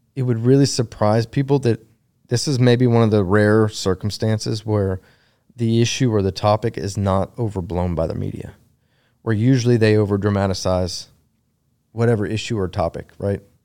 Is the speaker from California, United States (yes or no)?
no; Texas, United States; moved away as an adult; also born or lived in North Carolina; I'm originally from Texas. I, I, uh, had been gone since oh two.